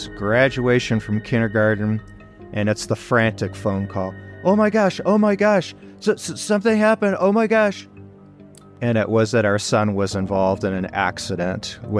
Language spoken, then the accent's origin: English; Detroit, Michigan, United States; I was born and raised in Detroit, literally born and raised.